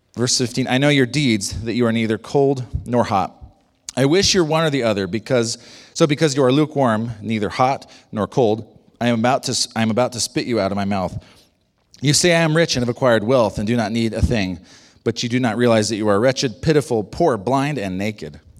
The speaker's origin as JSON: {"language": "English", "country": "United States", "said": "I'm, I'm an American"}